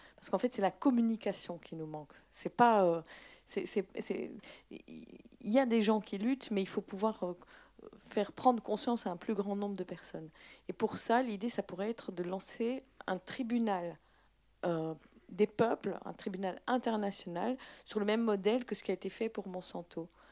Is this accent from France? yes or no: no; Belgium; je suis belge